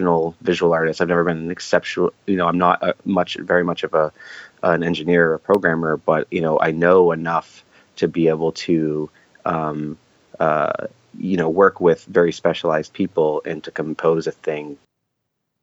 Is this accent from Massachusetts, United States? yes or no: yes; Boston, Massachusetts, United States; moved away as an adult; also born or lived in Florida; I'm from Boston